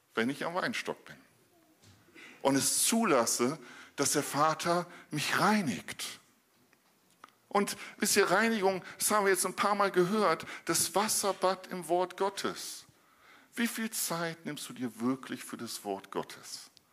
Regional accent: Northern Germany, Germany; als Norddeutscher

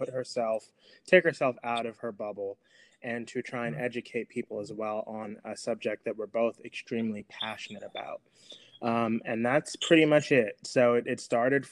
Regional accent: New York City, New York, United States; I'm also from Brooklyn, New York as well

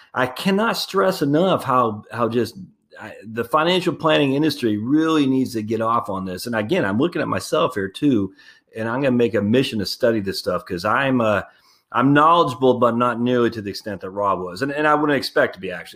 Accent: Northern New England, United States; I'm from Northern New England

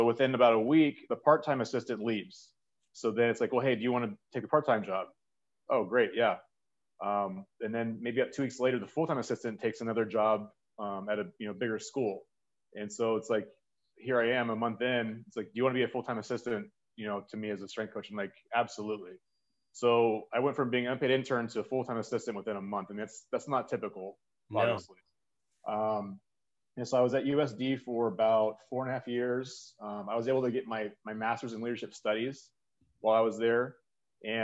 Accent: the Bay Area, California, United States; moved away; I grew up in the Bay Area. So it's kind of like, you know, hometown team

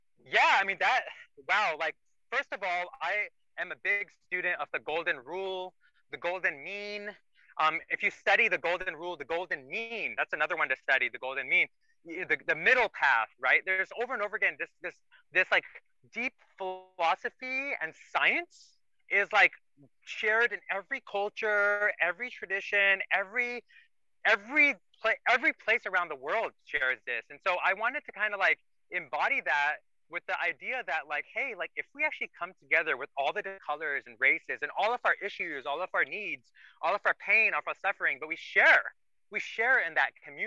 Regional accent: India; moved away; I'm Indian

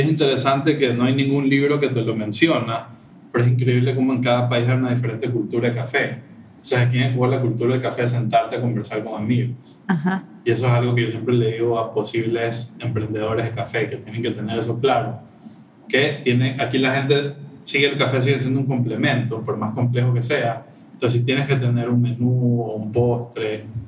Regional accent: Ecuador; como ecuatorianos

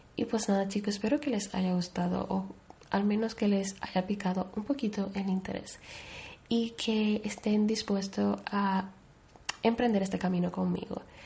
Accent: Dominican Republic; moved away; also born or lived in Spain; aparte de mi país natal, que es República Dominicana, pues, como ya he dicho, yo tengo doble nacionalidad, por lo que yo he vivido una gran parte de mi vida en España

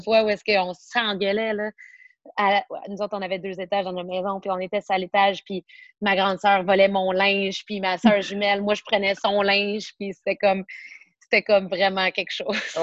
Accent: Montreal, Quebec, Canada; je suis born and raised Montréal, particulièrement dans l'ouest de l'île

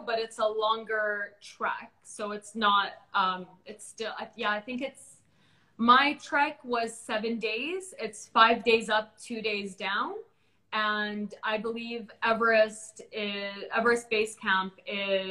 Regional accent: Bahrain; I'm like from Bahrain

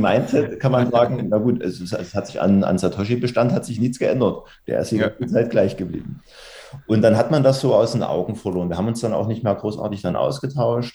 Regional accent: Dresden, Saxony, Germany; komme regional aus Sachsen, aus dem schönen Dresden

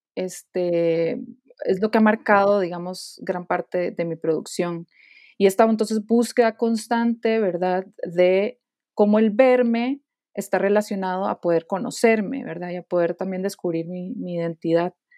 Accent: Costa Rica; moved away as an adult; now in Guanajuato, Mexico; yo soy de Costa Rica y actualmente vivo en, México, en la ciudad de Guanajuato

